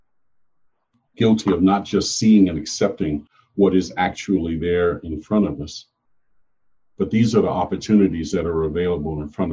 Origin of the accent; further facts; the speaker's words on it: United States; I am an American, born of America, but descended from Africa.